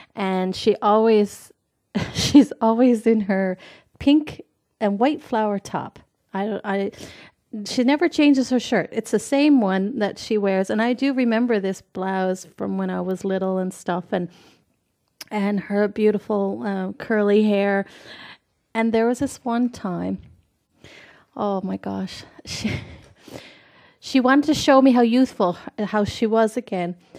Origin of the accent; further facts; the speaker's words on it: Newfoundland and Labrador, Canada; moved away as an adult; also born or lived in west coast of Canada; I'm from Newfoundland, Canada. And in Newfoundland, we have a lot of slang words